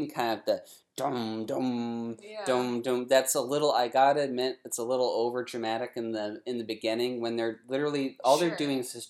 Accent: Westfield, Massachusetts, United States; Being a masshole myself, born and raised in Westfield, Massachusetts

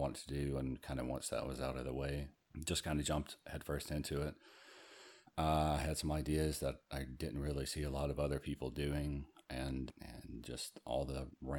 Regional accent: Southeast, United States; I'm from the Southeast.

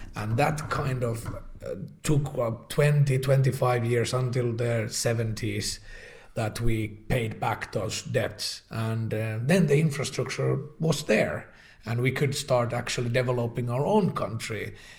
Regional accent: Helsinki, Uusimaa, Finland; now in Espoo, Finland; born in Helsinki, lived my whole life in Helsinki, but I did move to Espoo

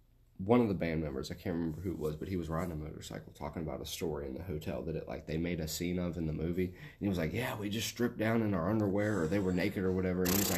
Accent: West Virginia, United States; I just kind of talk real fast and sort of an accent like this because, you know, I'm from West Virginia.

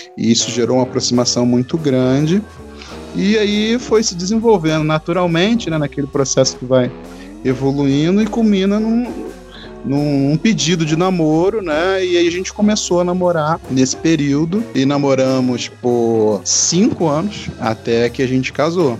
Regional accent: Rio de Janeiro, Brazil; accent: carioca, S chiado; mesmo sendo carioca, falando com S carregado, chiado, né, de mesmo, nós, é, carioca suburbano, ou seja, da Zona Norte

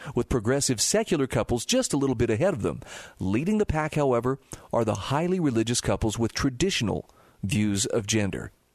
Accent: Utah, United States; my home state of Utah

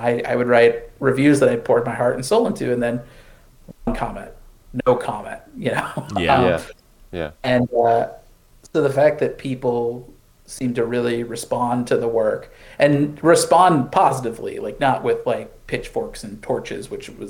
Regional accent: St. Louis, Missouri, United States; I grew up in the Midwest, St. Louis, Missouri

